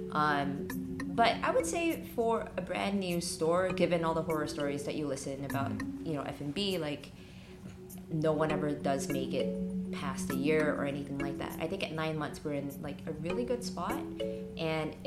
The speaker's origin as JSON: {"language": "English", "country": "Singapore", "also_born_or_lived": "Los Angeles, United States", "moved": "as an adult", "lives_now": "Hong Kong", "said": "I'm originally from Singapore"}